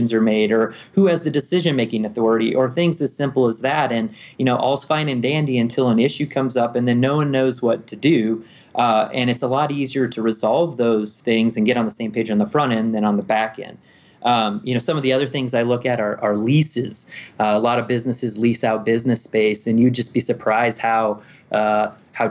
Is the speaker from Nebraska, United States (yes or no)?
yes; Omaha, Nebraska, United States; moved away as an adult; also born or lived in Fort Worth, Texas / Colorado Springs, Colorado; I was born and raised in Nebraska. Most of my family comes from small towns you probably never heard of, but I grew up in Omaha.